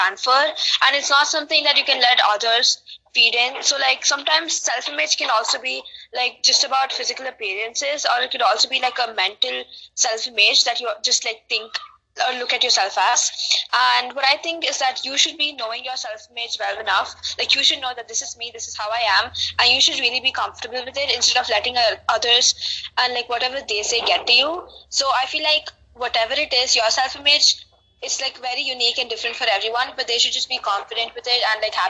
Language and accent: English; India; also born or lived in United Kingdom; as an Indian girl, I think it's very, staying in a place like India, it's very common, like a lot of people here are Indian.